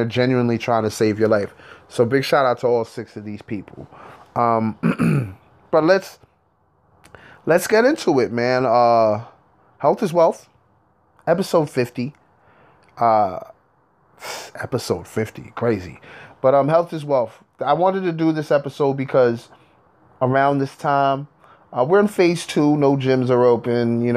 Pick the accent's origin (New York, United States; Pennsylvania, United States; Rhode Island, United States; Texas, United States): New York, United States; I'm from New York, and we're in Hudson Valley, New York